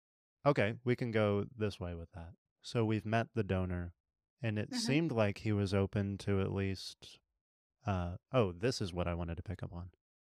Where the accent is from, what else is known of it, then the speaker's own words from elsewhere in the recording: Texas, United States; now in Kansas, United States; I'm from Texas. I just happen to live here.